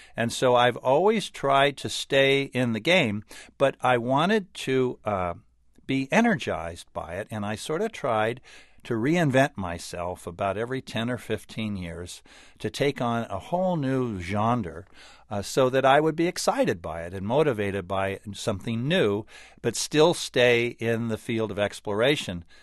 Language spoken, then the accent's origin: English; California, United States; I grew up in California